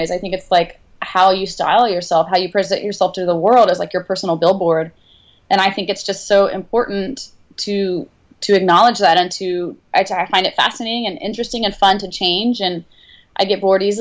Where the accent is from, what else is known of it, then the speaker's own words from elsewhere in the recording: the South, United States; well, I grew up in the South. We moved around a lot um, because my stepdad was a professor